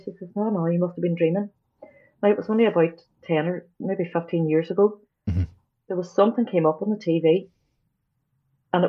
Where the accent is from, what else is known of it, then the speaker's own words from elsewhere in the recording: Derry, Northern Ireland, United Kingdom; Growing up here